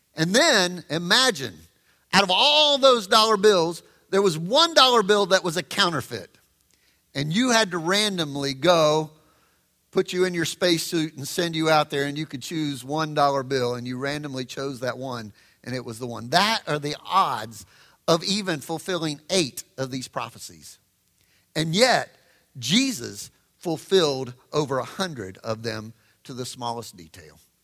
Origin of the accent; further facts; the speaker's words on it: the South, United States; I grew up in the South